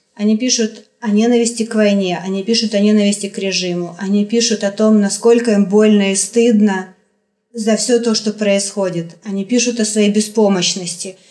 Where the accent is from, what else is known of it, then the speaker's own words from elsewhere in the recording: Kharkiv, Kharkiv Oblast, Ukraine; moved away as an adult; now in Moscow, Russia; Я украинка. Я выросла, я родилась в Харькове, я выросла в Харькове, я закончила Харьковский университет